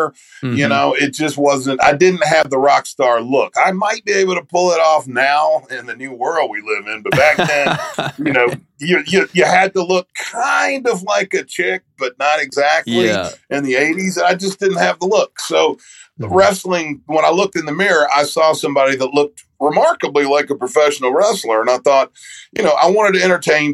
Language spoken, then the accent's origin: English; United States; Growing up in the Great Smoky Mountains